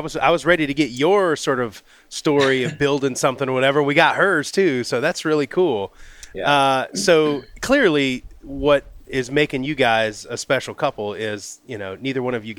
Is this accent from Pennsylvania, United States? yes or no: no; Pensacola, Florida, United States; Pensacola. That's my hometown.